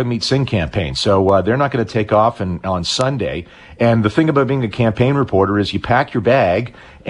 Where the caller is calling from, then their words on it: Winnipeg, Manitoba, Canada; I'm calling you from Winnipeg today.